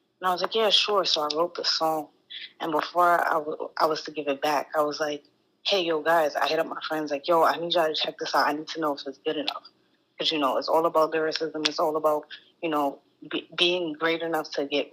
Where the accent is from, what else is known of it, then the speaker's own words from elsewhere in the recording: New York City, New York, United States; accent: New York; also born or lived in Staten Island, New York / Massachusetts; I'm from Brooklyn, New York originally. Live on Staten Island.